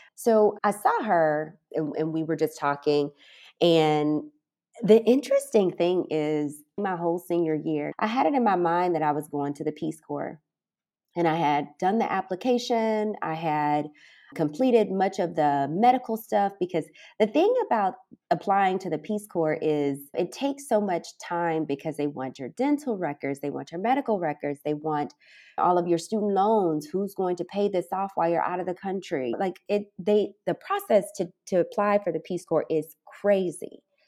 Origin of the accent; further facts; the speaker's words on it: Alton, Illinois, United States; moved away as an adult; also born or lived in Casablanca, Morocco; now in Ras Al Khaimah, United Arab Emirates; My hometown is Alton, Illinois, and I left the States in two thousand eleven